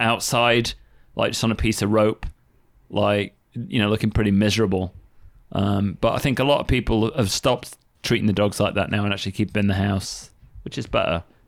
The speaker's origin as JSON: {"language": "English", "town": "Sheffield", "region": "Yorkshire and the Humber", "country": "United Kingdom", "tie": "born or raised there", "said": "I used to go to the ice rink all the time when I was a kid. Like, in Sheffield"}